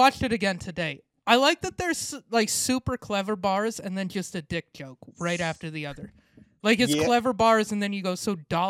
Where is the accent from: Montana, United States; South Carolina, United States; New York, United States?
Montana, United States; now in Portland, United States; I grew up in Montana, we both did.